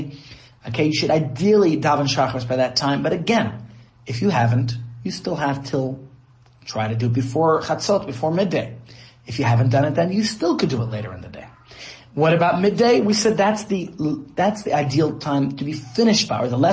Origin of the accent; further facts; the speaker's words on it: United States; now in Johannesburg, South Africa; That's what I grew up with in the States